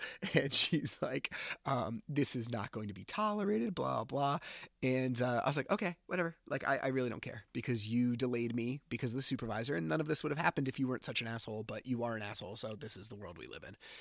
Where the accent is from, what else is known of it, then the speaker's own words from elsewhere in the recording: New Jersey, United States; I'm from New Jersey